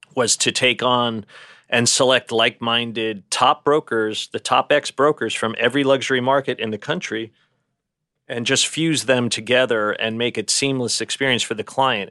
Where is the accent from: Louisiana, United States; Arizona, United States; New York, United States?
New York, United States; New York City; So we're a New York family, and I grew up in Brooklyn.